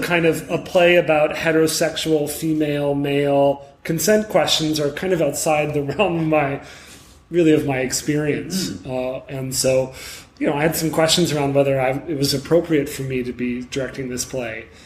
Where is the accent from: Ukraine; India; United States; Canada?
Canada; Montreal, Quebec; I'm from Montreal